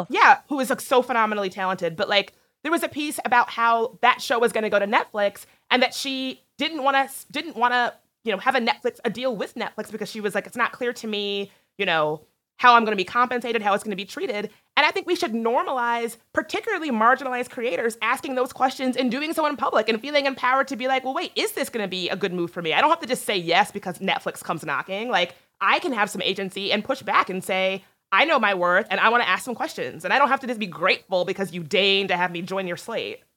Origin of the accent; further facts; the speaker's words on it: East Coast, United States; I grew up on the East Coast